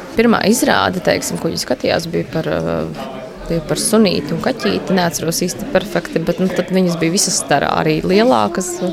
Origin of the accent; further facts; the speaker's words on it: Jelgava, Latvia; moved away; Gavā dzīvojām. Nu, vismaz es esmu nākusi no Jāgavas